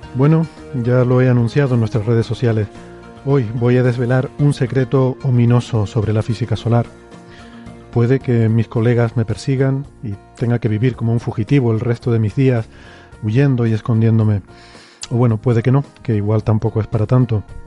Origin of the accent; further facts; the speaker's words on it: Icod de los Vinos, Canary Islands, Spain; en mi pueblo, eh, en Ico de los Vinos